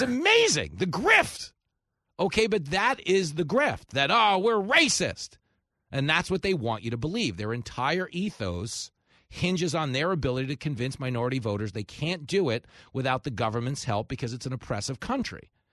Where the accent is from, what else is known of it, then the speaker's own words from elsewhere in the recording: Levittown, New York, United States; we grew up in Levittown